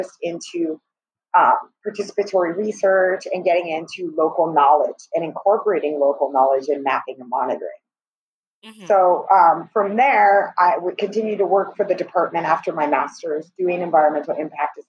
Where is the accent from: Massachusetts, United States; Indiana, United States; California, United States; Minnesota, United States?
California, United States; moved away as an adult; also born or lived in Turks and Caicos Islands; now in Barbados; I was born and raised in California